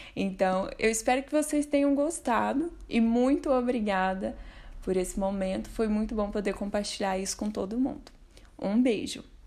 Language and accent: Portuguese; Uberlândia, Minas Gerais, Brazil; eu sou de Uberlândia, Minas Gerais